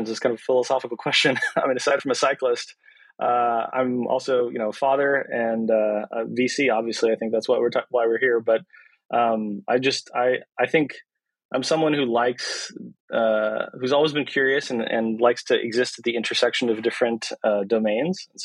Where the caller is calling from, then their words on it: Marin, California, United States; Uh, I'm dialing in from uh, my home office in Marin.